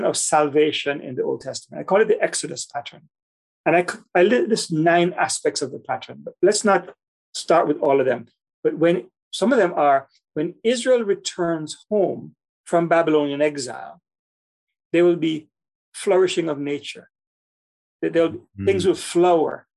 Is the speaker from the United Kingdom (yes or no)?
no; Kingston, Jamaica; I grew up in Jamaica, in Kingston, Jamaica